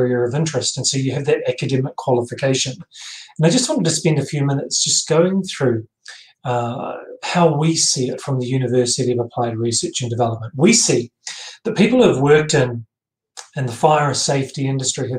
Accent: New Zealand; I'm a New Zealander.

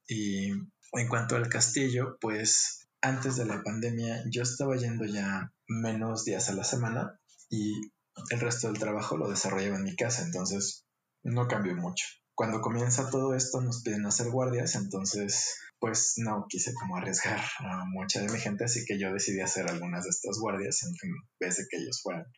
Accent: Guadalajara, Jalisco, Mexico; Nací en Guadalajara, Jalisco.

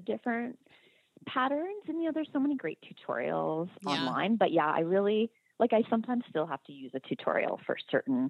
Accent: Canada; I'm Canadian

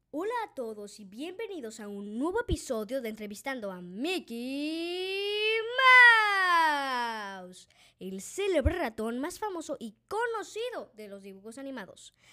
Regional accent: Mexico; Yo vengo de México y lo conozco muy bien

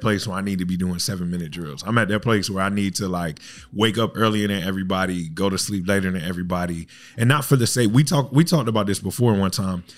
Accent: Fayetteville, North Carolina, United States; now in Daytona Beach, United States; I live right here in Daytona Beach, but I was born and raised in Fayetteville, North Carolina

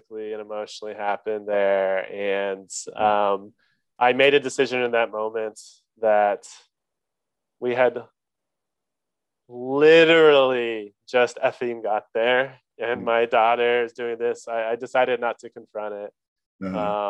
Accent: Oklahoma, United States; now in Durham, United States; I'm from Oklahoma. I was born in Oklahoma, live in North Carolina

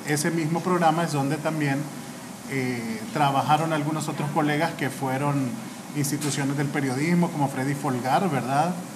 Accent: Honduras; soy periodista y soy abogado de Honduras

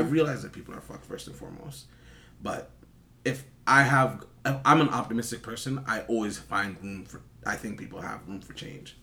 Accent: Toronto, Ontario, Canada; I'm from Toronto. You already know, um, I grew up here

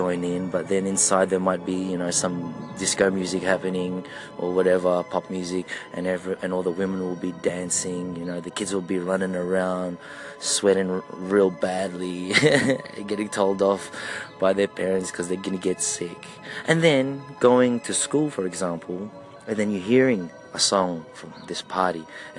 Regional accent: Australia; as a Filipino-Australian, I'm not Filipino-American

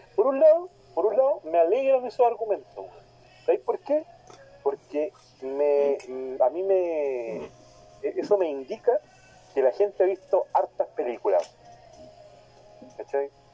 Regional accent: Talcahuano, Biobío, Chile; now in Hualpén, Chile; soy de Talcahuano, vivo en Hualpena ahora, pero soy de Talcahuano

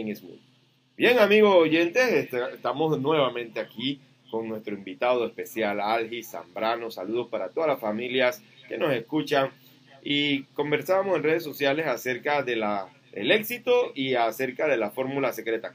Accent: Chiriquí, Panama; yo soy de Chiriquí

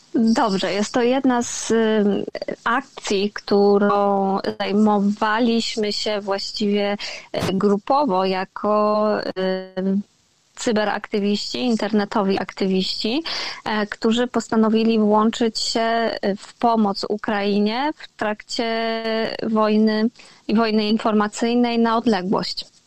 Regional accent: Jelenia Góra, Lower Silesian Voivodeship, Poland; moved away as an adult; also born or lived in Wrocław / Kraków; pochodzę z Jeleniej Góry, więc to jest takie moje najbliższe, duże miasto, do którego e, wyjeżdża się na studia, jak się mieszka w Jeleniej Górze.

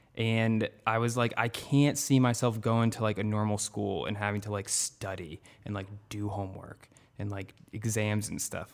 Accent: North Attleboro, Massachusetts, United States; I grew up in North Attleboro, which I still live in North Attleboro

